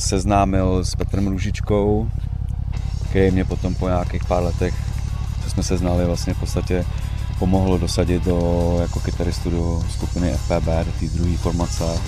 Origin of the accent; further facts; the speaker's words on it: Teplice, Ústí nad Labem Region, Czechia; moved away; jsem se narodil tady eh, v Teplicích a dětství jsem chodil do hudební školy v Teplicích